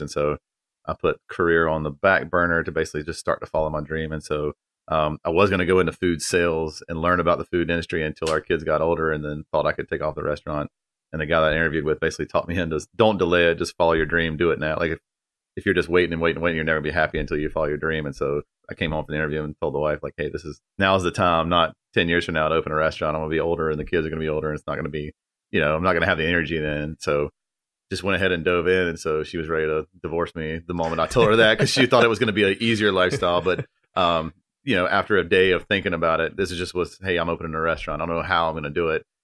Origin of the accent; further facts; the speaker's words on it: Apex, North Carolina, United States; I'm from North Carolina, like, born